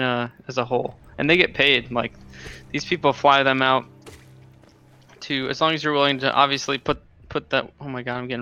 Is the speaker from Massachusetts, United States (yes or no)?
yes; Boston, Massachusetts, United States; I grew up, born and raised in Boston, Hyde Park